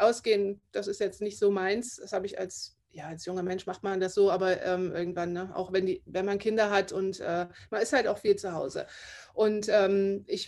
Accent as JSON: {"language": "German", "region": "Saxony", "country": "Germany", "tie": "born or raised there", "first_language": "German", "moved": "as an adult", "said": "Ich komme aus Sachsen. Ich bin da auch aufgewachsen und habe da 20 Jahre meines Lebens gelebt."}